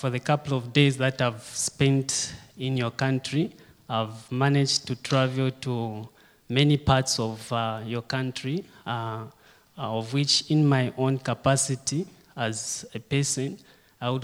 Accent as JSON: {"language": "English", "town": "Kitwe", "region": "Copperbelt Province", "country": "Zambia", "tie": "born or raised there", "said": "I was born and brought up in Kitwe. Kitwe is just a city on the Copper Belt."}